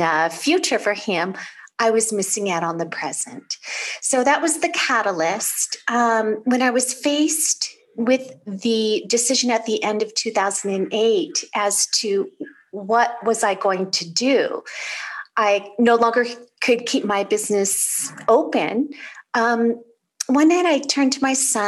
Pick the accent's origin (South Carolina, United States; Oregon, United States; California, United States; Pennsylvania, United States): California, United States; I'm originally from California